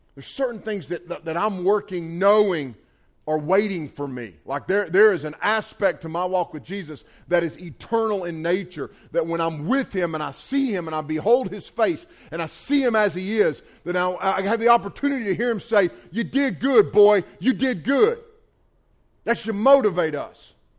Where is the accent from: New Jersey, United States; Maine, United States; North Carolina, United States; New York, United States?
North Carolina, United States; Bethel; I grew up on Highway 110 in Bethel, North Carolina